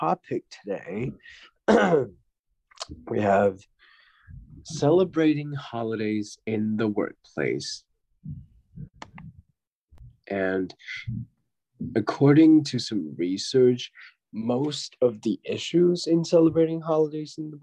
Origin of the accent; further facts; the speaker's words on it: China; now in United States; when we go back to China